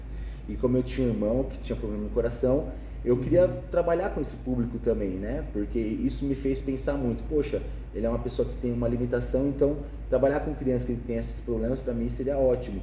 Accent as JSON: {"language": "Portuguese", "region": "São Paulo", "country": "Brazil", "tie": "born or raised there", "said": "Eu nasci em São Paulo, Brasil"}